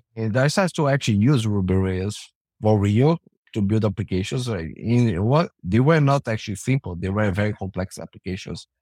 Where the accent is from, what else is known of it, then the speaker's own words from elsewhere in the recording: Brazil; now in Canada; I'm from Brazil originally, now I live in Canada.